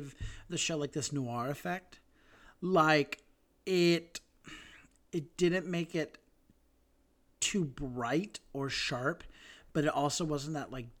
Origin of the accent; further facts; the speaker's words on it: Salt Lake City, Utah, United States; We're from Salt Lake